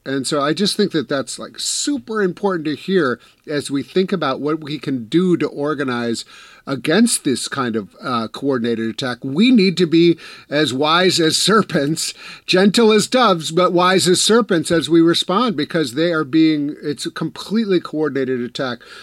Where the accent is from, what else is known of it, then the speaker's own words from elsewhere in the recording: Wisconsin, United States; I'm from Wisconsin